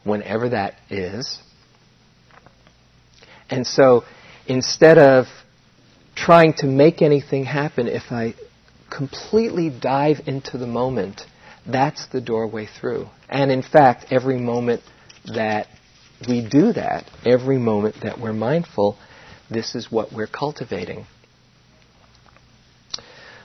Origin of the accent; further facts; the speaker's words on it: New York City, New York, United States; our growing up in New York